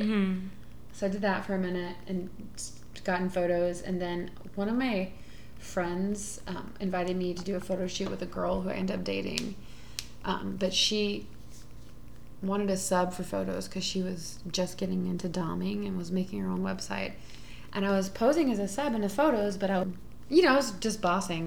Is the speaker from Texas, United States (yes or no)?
yes; Houston, Texas, United States; moved away as an adult; now in Oakland, United States; I'm from Houston